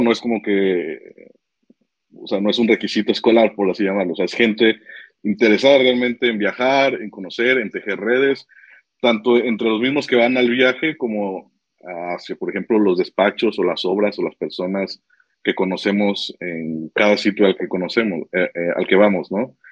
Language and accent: Spanish; Tepic, Nayarit, Mexico; now in Guadalajara, Mexico; Yo soy de Tepic, de Nayarit